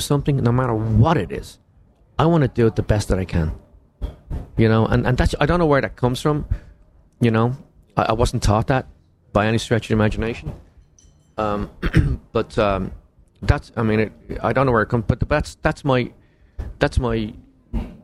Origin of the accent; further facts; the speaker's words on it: Ireland; moved away; also born or lived in London; We grew up together in Ireland. And I moved to London